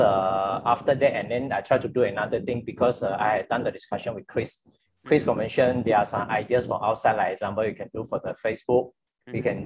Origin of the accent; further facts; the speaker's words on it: Johor, Malaysia; I'm from Johor actually